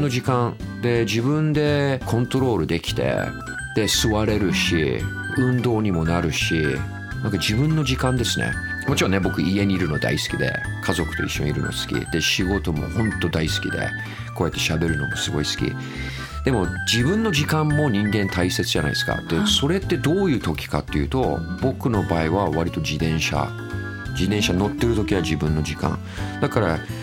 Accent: Tokyo, Japan; also born or lived in Niiza, Saitama, Japan / United Kingdom; 僕あ埼玉県の新座生まれなんですよねで東京でほとんど育ちましたね

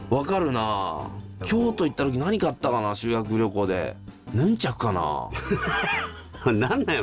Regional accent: Kyoto, Japan; 俺京都ですけど

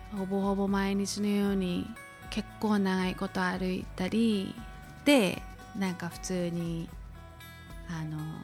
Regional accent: Honolulu, Hawaii, United States; 私そのホノルルで育ってるので

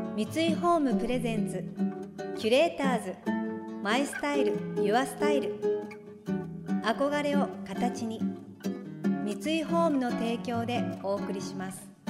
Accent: Kurume, Fukuoka, Japan; 私の地元の久留米市

